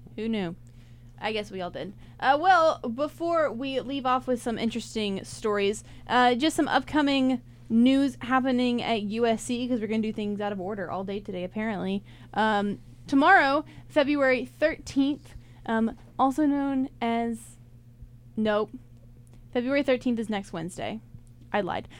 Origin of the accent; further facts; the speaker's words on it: Rock Hill, South Carolina, United States; I'm from Rock Hill